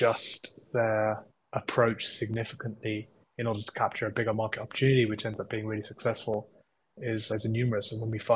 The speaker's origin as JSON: {"language": "English", "country": "United Kingdom", "also_born_or_lived": "Cambridge, England / India (ancestry)", "said": "I'm British Indian"}